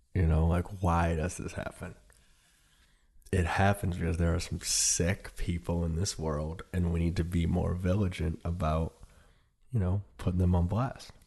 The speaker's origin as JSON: {"language": "English", "area": "Detroit and Indianapolis", "region": "Midwest", "country": "United States", "tie": "born or raised there", "also_born_or_lived": "New York", "moved": "yes", "said": "I grew up in the Midwest. I grew up in Detroit and Indianapolis, where I didn't really know how big my father really was until we moved to New York."}